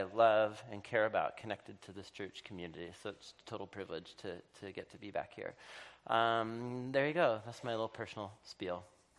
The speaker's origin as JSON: {"language": "English", "town": "Portland", "region": "Oregon", "country": "United States", "tie": "born or raised there", "said": "3 years ago, I moved back to my hometown, to Portland, Oregon, and I was supposed to move home and be close to family"}